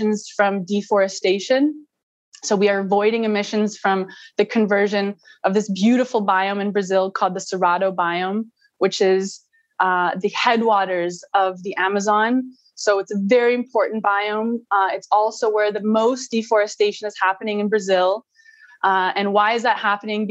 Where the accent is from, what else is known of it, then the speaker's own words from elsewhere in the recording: Vancouver, British Columbia, Canada; I'm a Canadian. I was born in Vancouver, Canada. So nature was always really close to me, being in BC.